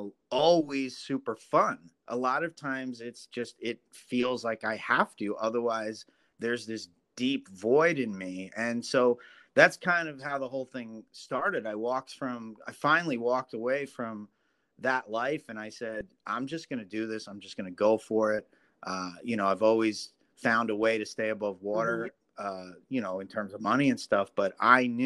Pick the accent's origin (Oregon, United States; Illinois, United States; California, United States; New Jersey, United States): New Jersey, United States; Ringwood; my hometown, which was called Ringwood, New Jersey